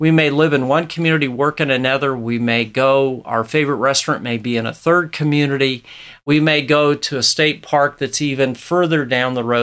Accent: Nebraska, United States; here in my home state of Nebraska

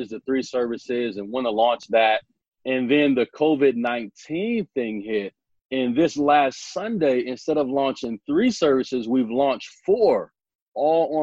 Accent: Omaha, Nebraska, United States; I'm from Omaha, Nebraska

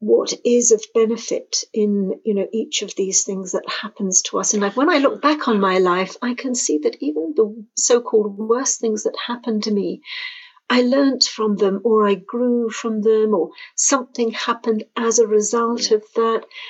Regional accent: Jersey; moved away as an adult; now in France; I'm from the UK. I'm from the island of Jersey

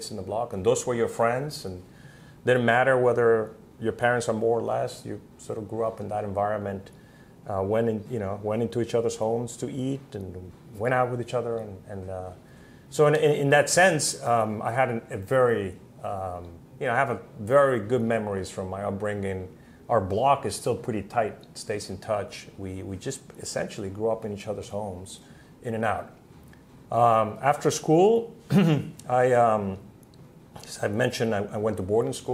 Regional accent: Cuba; I grew up in Cuba

